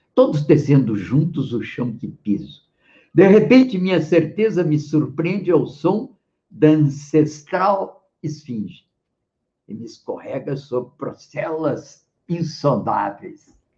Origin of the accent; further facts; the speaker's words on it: Porto Alegre, Rio Grande do Sul, Brazil; also born or lived in Rio de Janeiro; eu nasci no Rio, mas aí aos 10 anos eu já estava em Porto Alegre